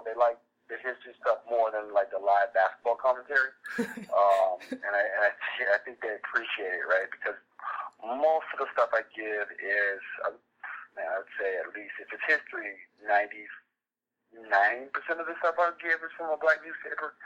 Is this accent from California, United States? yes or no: yes; Southern California, United States; now in Grand Rapids, United States; I'm from Southern California